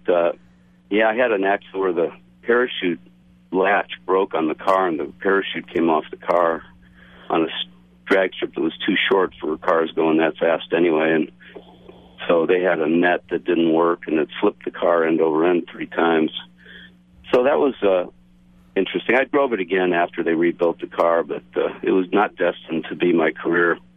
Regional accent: Santa Rosa, California, United States; it right around my hometown here in Santa Rosa and San Rafael.

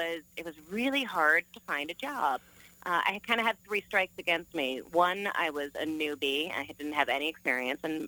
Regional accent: New Jersey, United States; moved away as an adult; also born or lived in Phoenix, Arizona / New York; now in Arizona, United States; my hometown in New Jersey, where my family still lived.

